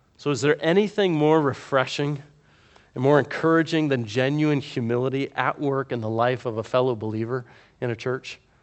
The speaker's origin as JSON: {"language": "English", "region": "the South", "country": "United States", "tie": "born or raised there", "said": "I grew up in the South, where there's a Baptist church on every corner."}